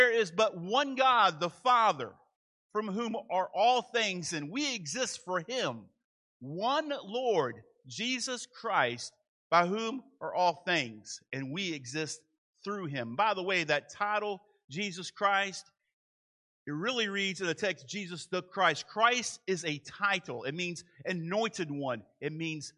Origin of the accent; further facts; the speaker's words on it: Manassas, Virginia, United States; moved away; I grew up in Manassas, Virginia.